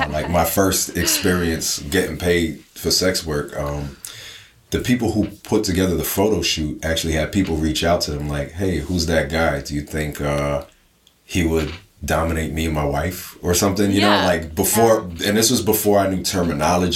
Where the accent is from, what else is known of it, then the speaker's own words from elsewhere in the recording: New Jersey, United States; I'm from Jersey